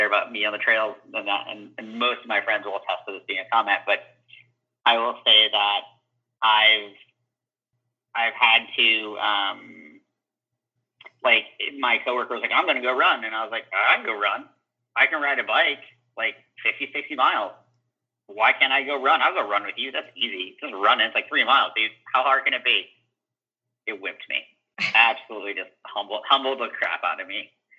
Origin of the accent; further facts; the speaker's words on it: Ohio, United States; also born or lived in Cincinnati / Dayton; I was like in Ohio, so I moved between Cincinnati and Dayton, Ohio, and then was there for a little past college